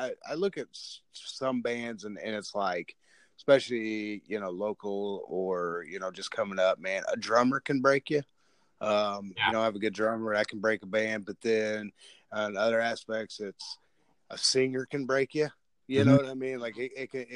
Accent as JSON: {"language": "English", "region": "Illinois", "country": "United States", "moved": "yes", "lives_now": "Tennessee, United States", "said": "I'm from Illinois, I live in Tennessee"}